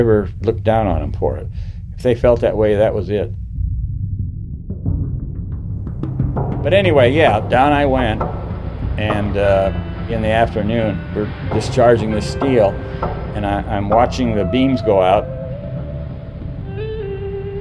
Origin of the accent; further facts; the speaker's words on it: San Pedro, California, United States; I was born in San Pedro, California in 1925